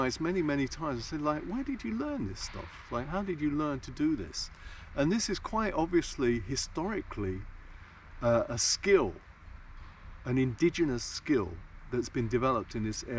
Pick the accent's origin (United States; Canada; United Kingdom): United Kingdom; London; moved away as an adult; also born or lived in Caribbean; now in Kuortane, Finland; the exotic son-in-law from London and the Caribbean